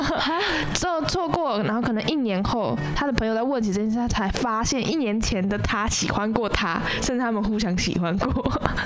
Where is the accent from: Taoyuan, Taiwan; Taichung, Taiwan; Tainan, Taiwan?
Taichung, Taiwan; 我们台中人